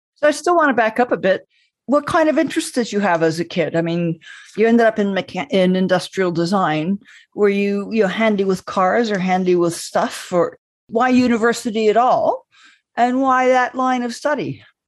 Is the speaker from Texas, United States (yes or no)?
no; Southern California, United States; my brother and I grew up in Southern California